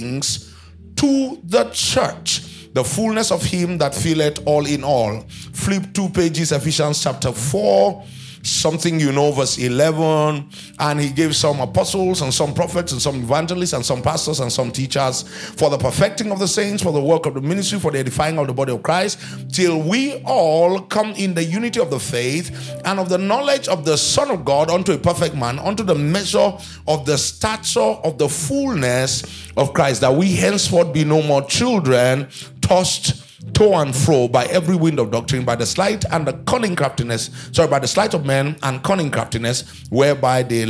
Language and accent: English; Nigeria; born or raised there